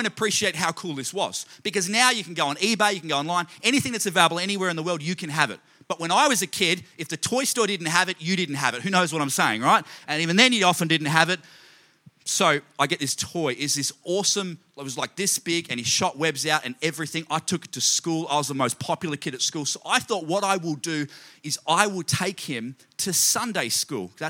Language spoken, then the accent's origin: English; Australia; I grew up in Australia